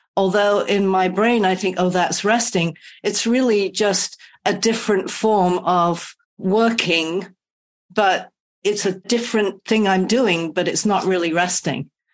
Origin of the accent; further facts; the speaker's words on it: United Kingdom; now in California, United States; I'm British, so I should stop in England and see family